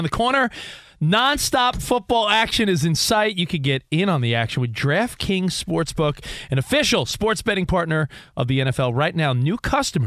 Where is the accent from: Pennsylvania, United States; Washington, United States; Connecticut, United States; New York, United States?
New York, United States; now in Los Angeles, United States; we grew up on the East Coast in New York